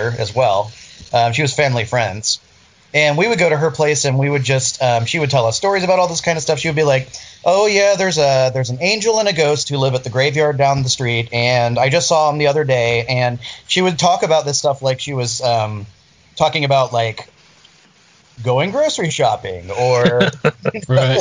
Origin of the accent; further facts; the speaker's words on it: Florida, United States; moved away as an adult; also born or lived in St. Augustine, Florida; growing up in Florida